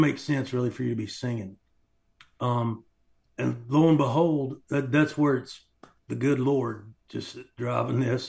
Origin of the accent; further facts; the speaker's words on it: Knoxville, Tennessee, United States; also born or lived in Greeneville, Tennessee; So I was born in Knoxville, then I went to the orphanage children's home, and then I was ultimately adopted.